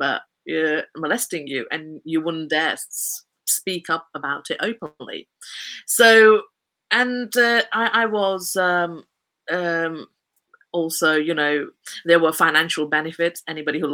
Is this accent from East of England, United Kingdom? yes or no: no; Kent, South East England, United Kingdom; I was born in Kent, which is also known as the Garden of England.